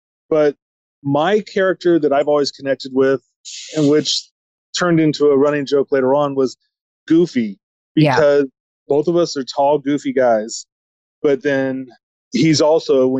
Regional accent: Huntington Beach, California, United States; also born or lived in Redwood City; I was actually born in Redwood City, but I grew up since I was 6 months old down here in Hinds Beach.

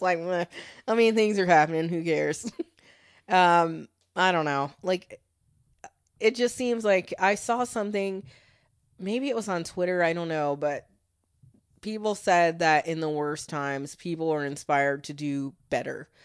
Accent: United States; being an American

